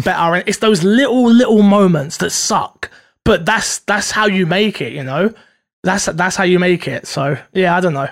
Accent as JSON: {"language": "English", "country": "United Kingdom", "said": "I'm very British."}